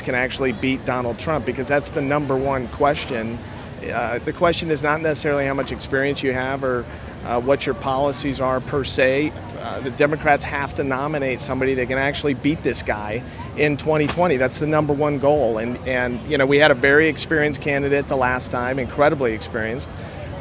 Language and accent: English; St. Louis, Missouri, United States; moved away; I grew up in St. Louis, Missouri